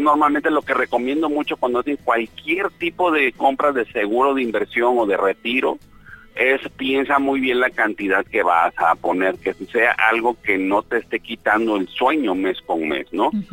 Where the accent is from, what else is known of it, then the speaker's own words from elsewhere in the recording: Mexico; esa mala educación que tenemos nosotros como mexicanos